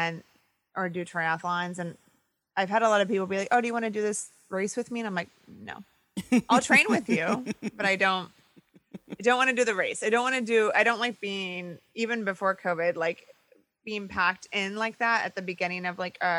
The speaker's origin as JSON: {"language": "English", "region": "Midwest", "country": "United States", "tie": "born or raised there", "said": "I'm a pescatarian now, but I grew up in the Midwest where, you know, my parents grew up on farms, and so there's a lot of meat in my house"}